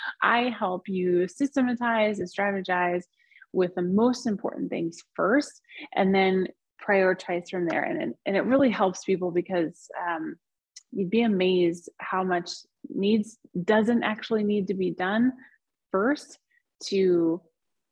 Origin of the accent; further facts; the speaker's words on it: United States; also born or lived in southern Spain; now in Spain; So I am American, but I live in southern Spain.